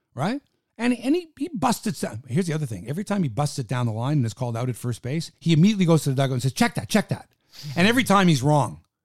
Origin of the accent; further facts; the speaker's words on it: Canada; we're Canadian